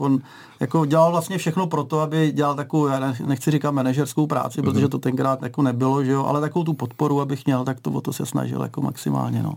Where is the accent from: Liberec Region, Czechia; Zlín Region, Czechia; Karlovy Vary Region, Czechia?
Liberec Region, Czechia; Liberec; Liberečák sem